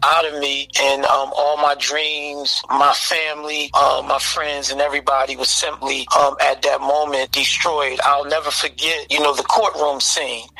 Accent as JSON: {"language": "English", "town": "Philadelphia", "region": "Pennsylvania", "country": "United States", "tie": "born or raised there", "said": "I grew up in Philadelphia, the North Philadelphia area, uh, Abbotsford Projects."}